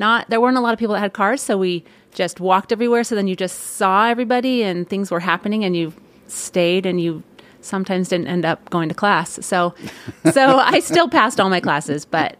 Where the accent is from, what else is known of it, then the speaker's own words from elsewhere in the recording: California, United States; I grew up in Northern California in the Bay Area. Lived there my whole growing up years, graduated from high school, and then ended up at Ricks College.